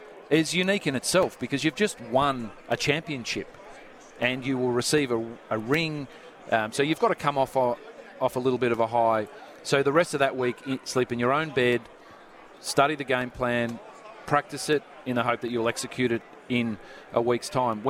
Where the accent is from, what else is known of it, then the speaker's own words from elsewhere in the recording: Australia; moved away as an adult; being Australian